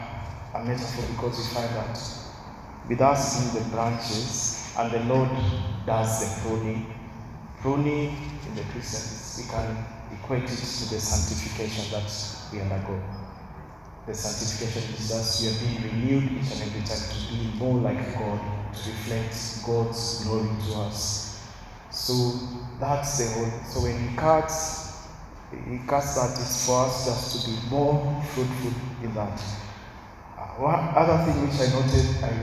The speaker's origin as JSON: {"language": "English", "town": "Mombasa", "region": "Mombasa County", "country": "Kenya", "tie": "born or raised there", "said": "I was brought up in Mombasa, Ambapo town."}